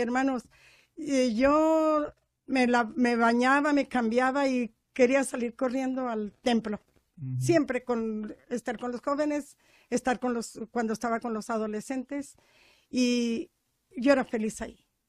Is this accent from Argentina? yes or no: no; Práxedis G. Guerrero, Chihuahua, Mexico; soy de Prajeisque Guerrero, pero es un ranchito de Rancho Nuevo, Distrito Bravo, Chihuahua